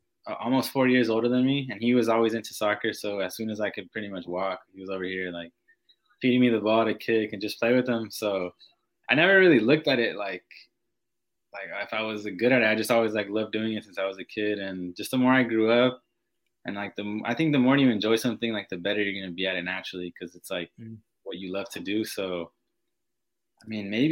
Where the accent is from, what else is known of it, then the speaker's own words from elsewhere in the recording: San Diego, California, United States; moved away as an adult; now in Madison, United States; I was actually with San Diego Loyal, like in my hometown